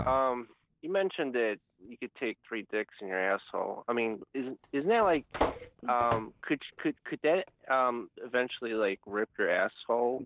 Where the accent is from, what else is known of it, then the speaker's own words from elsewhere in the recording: Cleveland, Ohio, United States; I'm from Cleveland